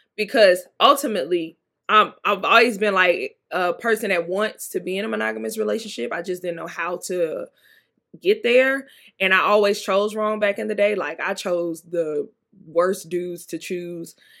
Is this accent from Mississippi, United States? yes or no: yes; Mississippi, United States; I'm from Mississippi. Mississippi